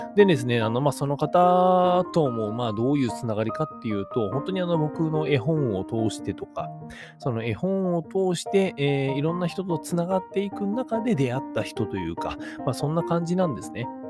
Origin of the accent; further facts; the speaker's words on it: Nagoya, Aichi, Japan; moved away; 僕の実家ですね、はい、あの、名古屋市にあるですね